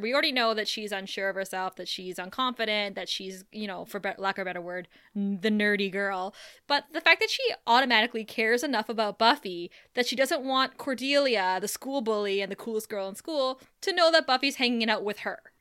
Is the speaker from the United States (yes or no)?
no; Thunder Bay, Ontario, Canada; moved away; growing up in Thunder Bay, like, there was probably only one Starbucks while we grew up